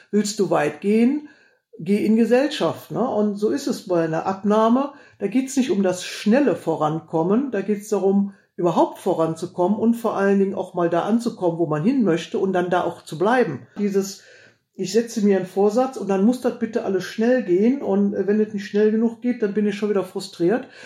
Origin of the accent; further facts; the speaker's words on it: Heinsberg, North Rhine-Westphalia, Germany; wo kommst du denn her? Und wenn ich dann gesagt habe, Heinsberg, da sagten immer alle, was? Wo? Wo ist das denn? Und dann musste man immer erklären, ja, wir liegen da so zwischen Aachen und Düsseldorf